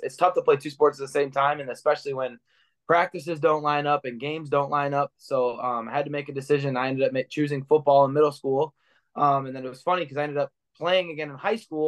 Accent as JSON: {"language": "English", "town": "Clinton Township", "region": "Michigan", "country": "United States", "tie": "born or raised there", "said": "I grew up in the Clinton Township area, a suburb of Detroit, and I grew up around here"}